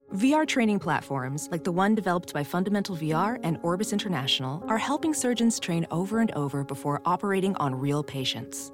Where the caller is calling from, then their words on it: Chicago, Illinois, United States; I'm calling from Chicago.